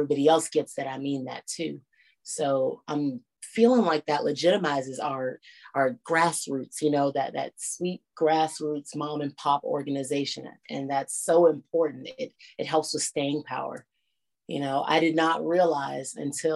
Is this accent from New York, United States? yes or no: no; Washington, District of Columbia, United States; in my hometown